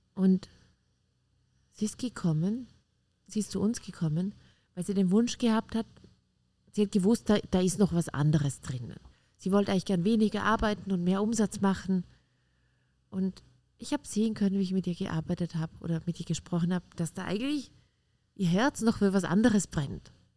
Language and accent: German; Austria; Bei uns in Österreich heißt das Kindergartentante